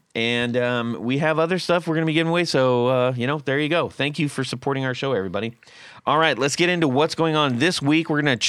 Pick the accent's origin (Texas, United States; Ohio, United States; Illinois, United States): Ohio, United States; I grew up in North Central Ohio near Sandusky.